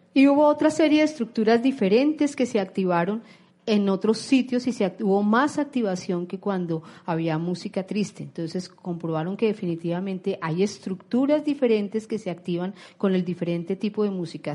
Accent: Colombia; como colombianos

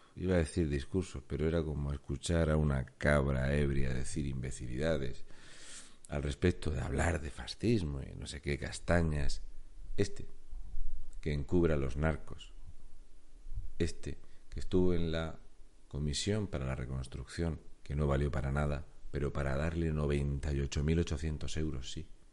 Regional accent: Spain; con 4.693.268 españoles que no tienen trabajo, entre los cuales me cuento

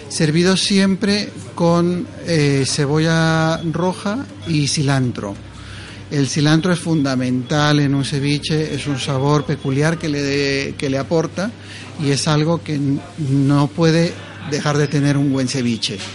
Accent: Ecuador; now in Madrid, Spain; Nosotros somos ecuatorianos, pero ya vivimos muchísimo tiempo acá en Madrid.

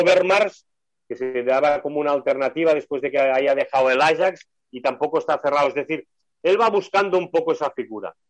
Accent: Spain; como somos españoles

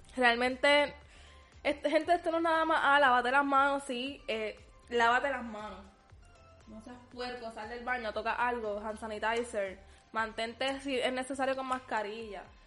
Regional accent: Puerto Rico; somos los puertorriqueños bien amorosos, bien pegajosos

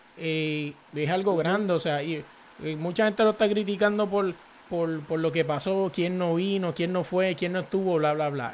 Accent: San Juan, Puerto Rico; moved away; donde yo me crié, donde practiqué esto ya no existían, canchas donde practiqué en la high school, yo soy de Manuela Pérez

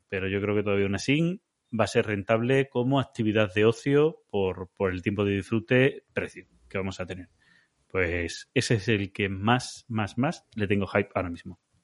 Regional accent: Andalusia, Spain; aquí en mi tierra en Andalucía

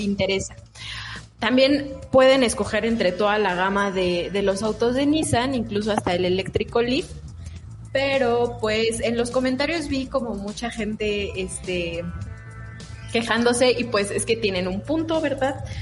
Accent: Mexico; nosotros como mexicanos

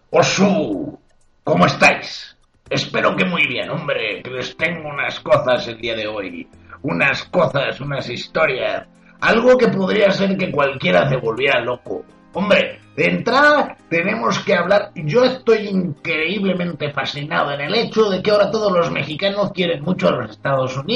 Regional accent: Spain; hubiera sido algo que cualquier español en su sano juicio quisiera ver. Como yo, por ejemplo, que soy español.

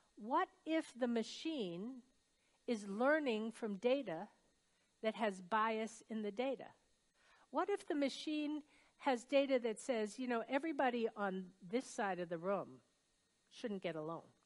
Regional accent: Brunswick, Maine, United States; my hometown, which is Brunswick, Maine

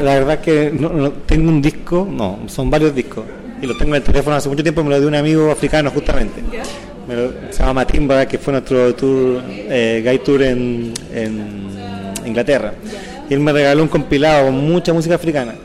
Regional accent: Osorno, Los Lagos, Chile; soy Osornina

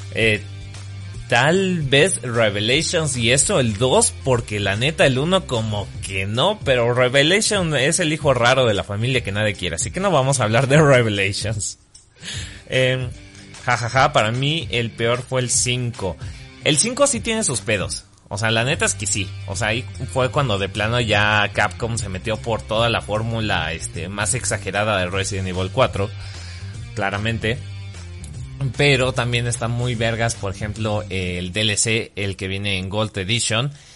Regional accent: Mexico; Soy mexicano

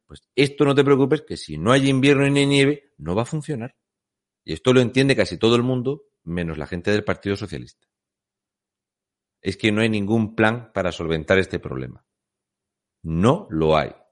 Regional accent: Fuente Álamo, Region of Murcia, Spain; Muy buenas … soy de Fuente Álamo de Murcia.

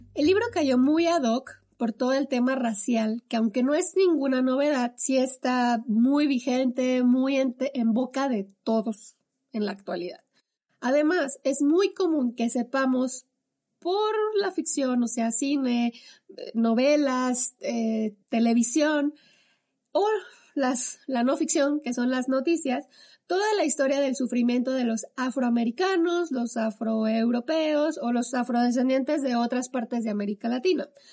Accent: Mexico; a la sociedad mexicana de todos nosotros

